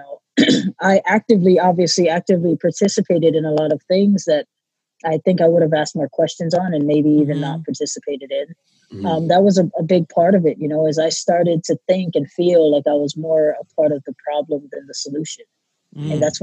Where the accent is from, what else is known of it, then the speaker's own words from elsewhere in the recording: Hawaii, United States; moved away as an adult; also born or lived in Oklahoma; now in California, United States; I was born and raised in Hawaii